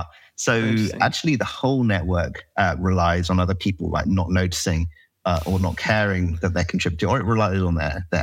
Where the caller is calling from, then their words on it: San Francisco, California, United States; I'm in San Francisco, California.